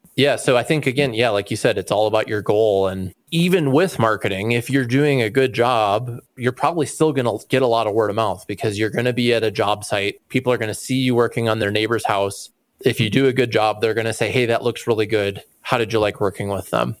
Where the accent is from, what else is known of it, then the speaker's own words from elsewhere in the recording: just outside of Chicago, Illinois, United States; I grew up just outside of Chicago